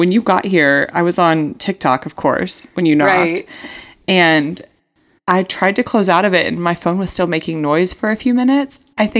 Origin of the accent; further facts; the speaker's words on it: United States; We're such an unglamorous country.